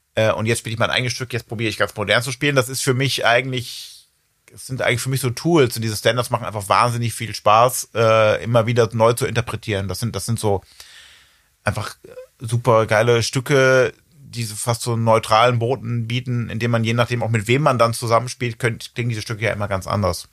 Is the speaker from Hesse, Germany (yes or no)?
no; Ibbenbüren, North Rhine-Westphalia, Germany; ich komme wohl noch ein bisschen nördlicher, bin ich geboren in Ebenbüren